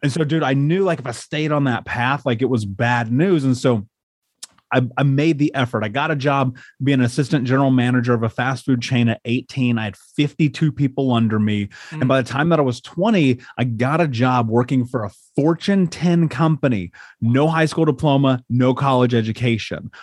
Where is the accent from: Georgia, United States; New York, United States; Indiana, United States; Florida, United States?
Indiana, United States; Indianapolis; I grew up in Indiana. I grew up in Indianapolis, in a major city.